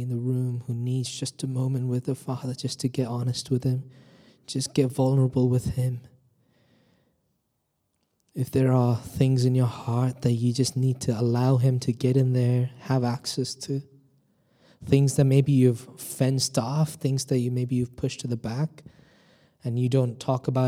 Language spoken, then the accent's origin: English; India; now in United Kingdom; I'm originally from India